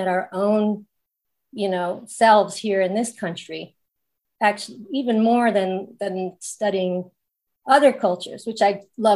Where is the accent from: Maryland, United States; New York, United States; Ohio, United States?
Maryland, United States; Baltimore; also born or lived in Pennsylvania / Philadelphia, Pennsylvania; now in Glendale, United States; grew up in mostly though in Baltimore City